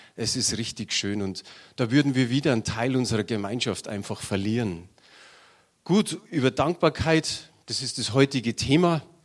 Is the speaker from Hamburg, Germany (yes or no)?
no; Munich, Bavaria, Germany; Ich bin in München geboren und habe mir gedacht, vielleicht stirbst du in München